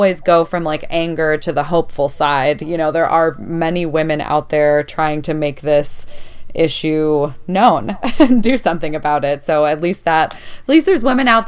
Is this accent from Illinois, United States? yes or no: yes; Chicago, Illinois, United States; I grew up in Chicago, which is a bigger city